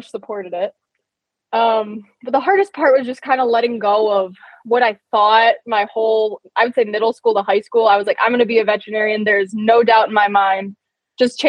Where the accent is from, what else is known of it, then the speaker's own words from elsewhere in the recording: Michigan, United States; I'm from Michigan